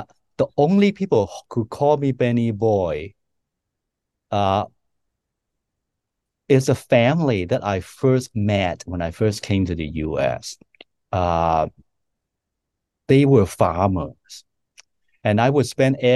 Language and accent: English; Hong Kong; now in United States; I grew up in Hong Kong